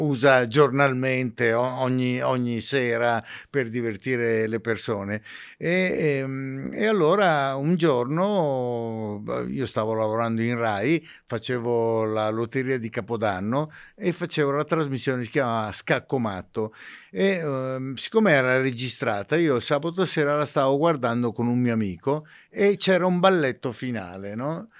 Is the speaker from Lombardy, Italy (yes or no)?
no; Ceggia, Veneto, Italy; io sono nato in provincia di Venezia